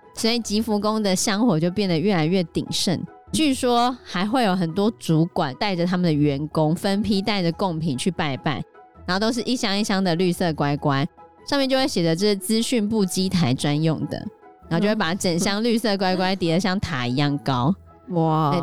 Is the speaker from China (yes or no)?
no; Hsinchu, Taiwan; 因为我们是新竹人嘛